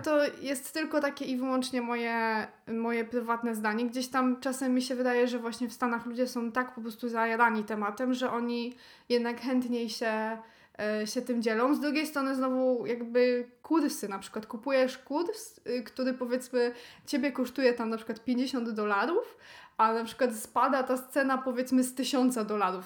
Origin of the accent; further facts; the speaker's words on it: Silesian Voivodeship, Poland; jestem ze Śląska